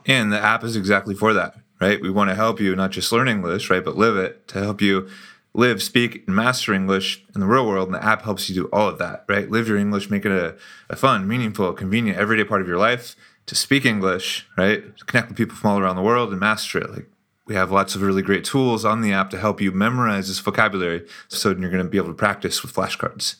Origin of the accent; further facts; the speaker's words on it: United States; moved away as an adult; now in Brazil; we're both from the United States, but we met and became friends in Brazil, which is where I live now